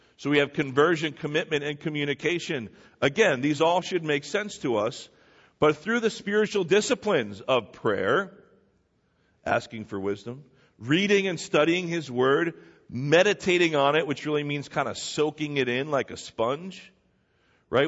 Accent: New Jersey, United States; I was born here in New Jersey

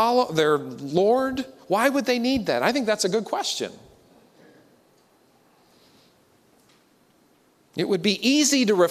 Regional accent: Pennsylvania, United States; growing up in Pennsylvania

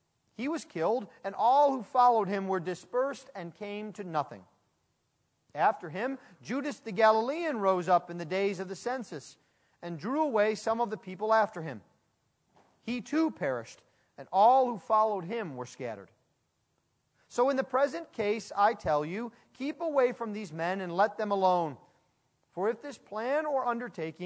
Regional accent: United States; I'm an American bred through and through

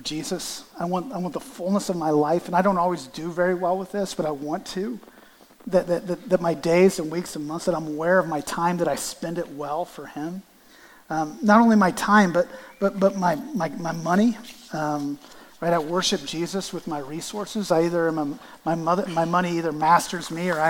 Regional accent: Canton, Ohio, United States; I'm from Canton, Ohio

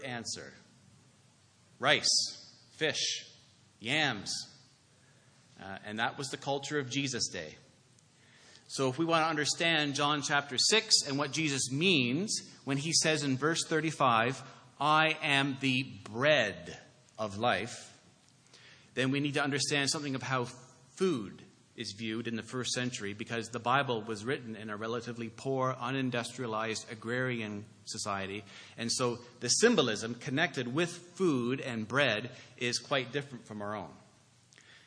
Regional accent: Canada; now in Toronto, Canada; as a Canadian

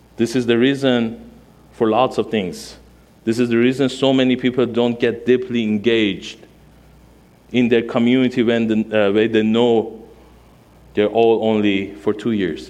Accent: Iran; first language Armenian; English is a second language; moved away as an adult; now in United States; my mother language is Armenian. Um, i born and raised in Iran, um, 1979, 42 years old.

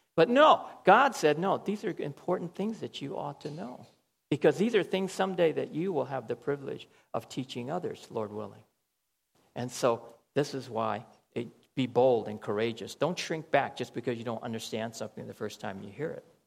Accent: United States; moved away; I'll say, From America

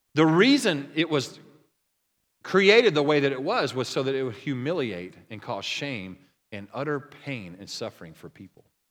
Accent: Oklahoma, United States; I'm from Oklahoma

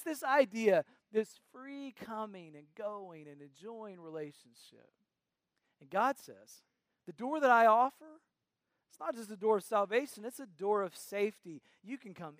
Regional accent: North Carolina, United States; We grew up in North Carolina next to my mamaw and papaw.

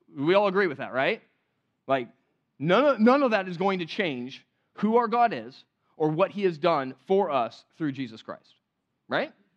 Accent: California, United States; moved away; growing up in California

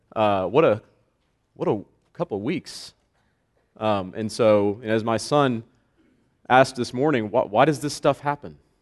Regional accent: Florida, United States; moved away as an adult; I am a Floridian. I was born in Florida, third generation Floridian, which is extremely rare, by the way. Uh, I lived there for 27 years.

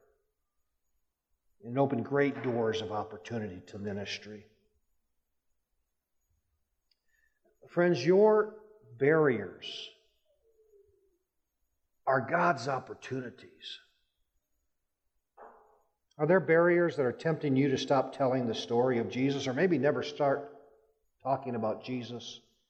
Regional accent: Rapid City, South Dakota, United States; moved away as an adult; also born or lived in Texas; I grew up in the Rapid City area

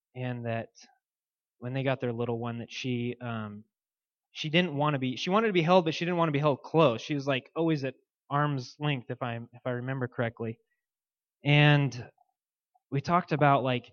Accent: Boise, Idaho, United States; moved away; I grew up in Boise, Idaho, and was heavily involved there.

